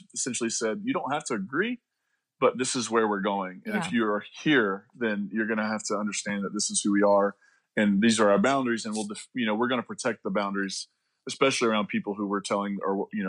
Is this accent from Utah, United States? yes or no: no; Eastern Kentucky, United States; also born or lived in West Virginia; I'm from Kentucky. I'm from the coal fields of Kentucky and West Virginia. So Eastern Kentucky, West Virginia area.